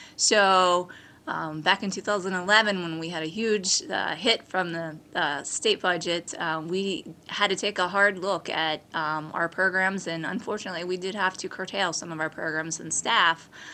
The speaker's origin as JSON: {"language": "English", "town": "Beaver Falls", "region": "Pennsylvania", "country": "United States", "tie": "born or raised there", "said": "my hometown and community and school district where I graduated from"}